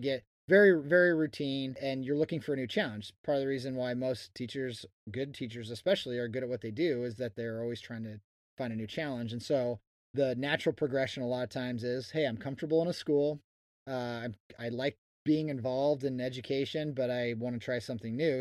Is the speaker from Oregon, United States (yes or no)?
yes; Oregon, United States; I grew up in Oregon, but I am not a hunter